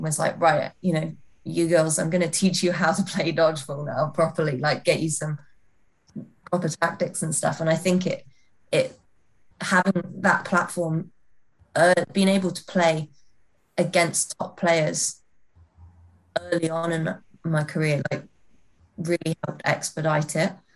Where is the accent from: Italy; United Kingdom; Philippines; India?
United Kingdom; North Wales; also born or lived in Leamington; I'm from North Wales, which is only half an hour away from Chester